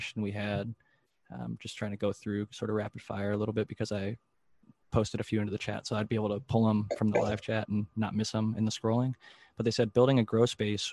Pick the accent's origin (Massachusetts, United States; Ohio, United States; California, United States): Ohio, United States; growing up in Ohio